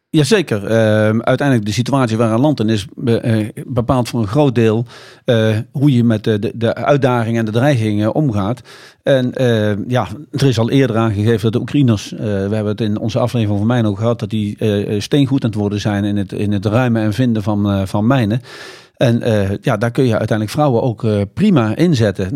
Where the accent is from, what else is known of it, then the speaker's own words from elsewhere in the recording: Netherlands; wij als Nederlanders